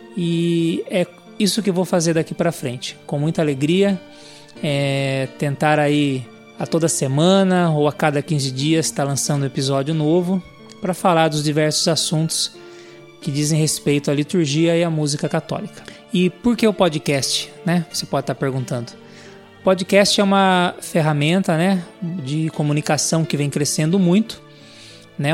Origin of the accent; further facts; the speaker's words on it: Sorocaba, São Paulo, Brazil; sou aqui da cidade de Sorocaba